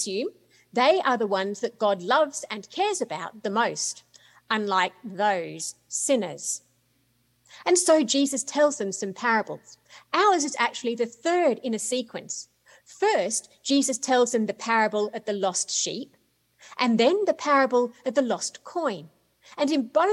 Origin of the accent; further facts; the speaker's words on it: Australia; moved away as an adult; also born or lived in United Kingdom; now in United States; Is it Australia, where I was born and brought up? Is it the UK, where I lived for about 10 years? Is it here in the US, where I've lived now for 15 years, although it might not sound like it?